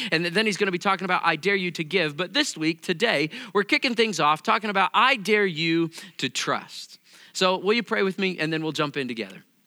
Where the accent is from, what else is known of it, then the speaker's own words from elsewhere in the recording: Missouri, United States; I come from Missouri